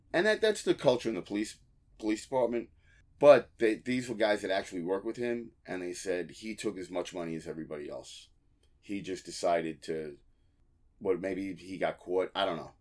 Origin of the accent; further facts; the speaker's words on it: Long Island, New York, United States; I grew up on Long Island